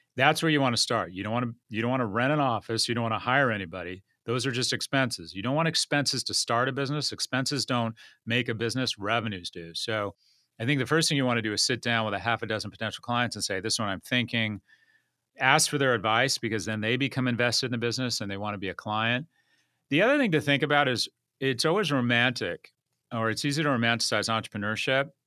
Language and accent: English; Los Angeles, California, United States; moved away as an adult; also born or lived in San Francisco / New York; I grew up in LA. I grew up in Westwood, went to UCLA.